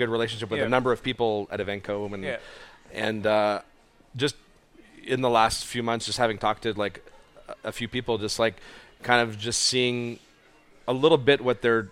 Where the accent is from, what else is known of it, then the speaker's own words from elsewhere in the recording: Hawkesbury, Ontario, Canada; now in Montreal, Canada; I'm from Eastern Ontario.